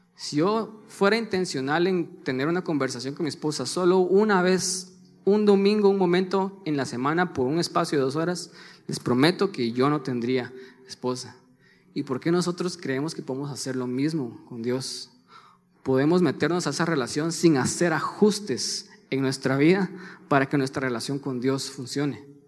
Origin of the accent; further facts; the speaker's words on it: Guatemala; los dos somos de Guatemala